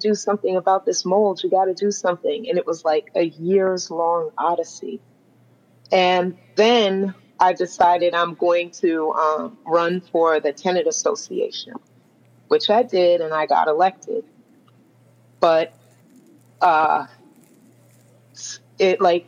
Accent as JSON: {"language": "English", "town": "New York City", "region": "New York", "country": "United States", "tie": "born or raised there", "said": "I was born and raised in New York City, and I live in West Harlem"}